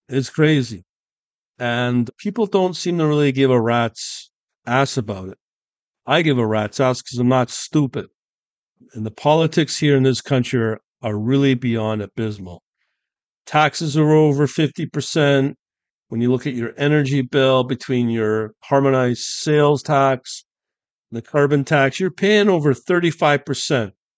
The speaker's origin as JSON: {"language": "English", "country": "United Kingdom", "tie": "born or raised there", "moved": "yes", "lives_now": "Canada", "said": "my home country where I'm born in U K"}